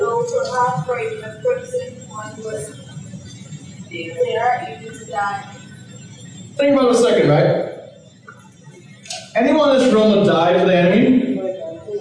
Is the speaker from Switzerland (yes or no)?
no; Bahamas; I'm from the Caribbean, I'm from the Bahamas